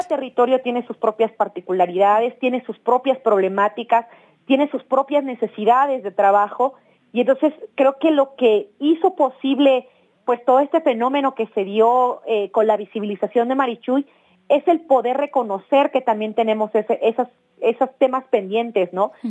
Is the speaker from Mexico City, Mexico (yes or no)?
no; Oaxaca, Mexico; En la ciudad de Oaxaca es donde yo nací pero digamos, pues mi papá, mi mamá son de la comunidad zapoteca